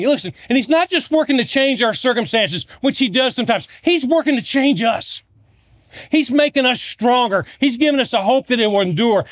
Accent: Virginia, United States; I'm from Virginia. I'm a Georgia Bulldog fan, but I grew up in Virginia

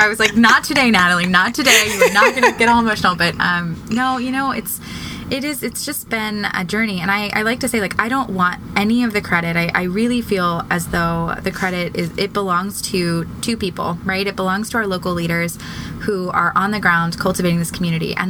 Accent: Annapolis, Maryland, United States; Annapolis, Maryland, which is my hometown

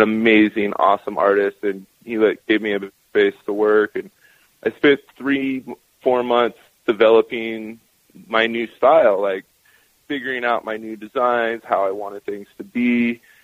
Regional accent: Northern California, United States; also born or lived in Post Falls, Idaho / Spokane, Washington / Seattle, Washington; now in Oregon, United States; I grew up in Northern California

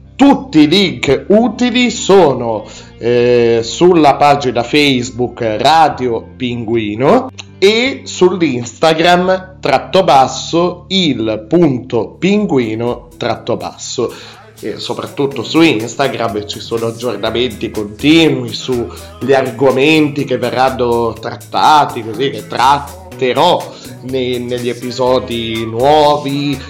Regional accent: Piedmont, Italy; anch'io sono piemontese

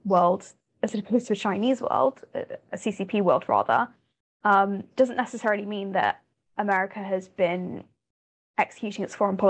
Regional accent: United Kingdom; I'm a British person

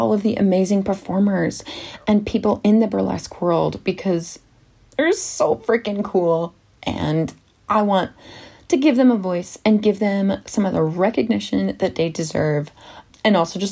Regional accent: Salt Lake City, Utah, United States; moved away as an adult; now in London, United Kingdom; I came from Utah. Good old Salt Lake City, Utah, and I lived there for 20 years

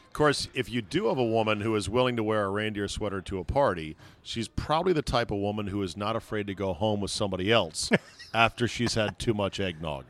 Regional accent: Alexandria, Virginia, United States; Alexandria, Virginia

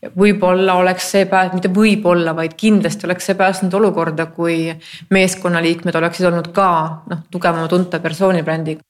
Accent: Estonia; ma ju olen eestlane

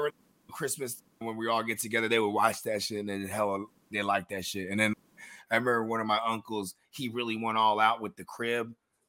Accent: San Jose, California, United States; because I'm from San Jose.

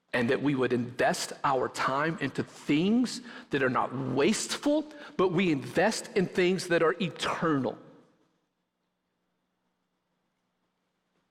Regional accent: West Texas, United States; moved away; growing up in West Texas

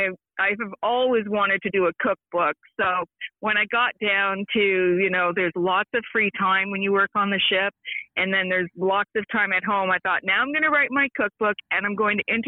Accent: Brockville, Ontario, Canada; now in Mont-Tremblant, Canada; I'm originally from Brockville, Ontario, the Thousand Islands

